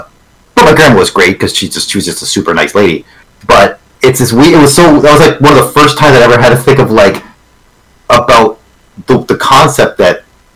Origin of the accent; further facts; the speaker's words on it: Canada; Growing up in Canada